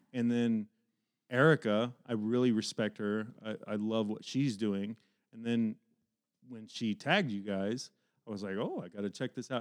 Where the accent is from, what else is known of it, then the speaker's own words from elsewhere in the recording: Dayton, Ohio, United States; when I was growing up in East Dayton, I grew up a huge music fan